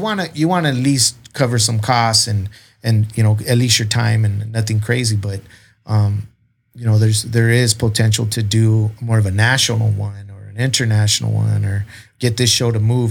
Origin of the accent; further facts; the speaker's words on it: South Texas, United States; I grew up hunting in South Texas and being on ranches